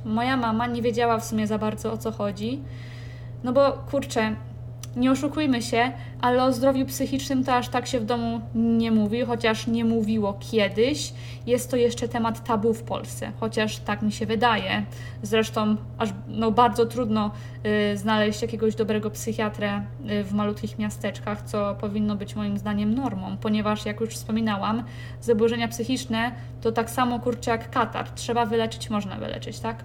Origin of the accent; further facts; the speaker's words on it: Kołobrzeg, West Pomeranian Voivodeship, Poland; moved away as an adult; also born or lived in Warsaw; w mieście, z którego, w którym się urodziłam, w Kołobrzegu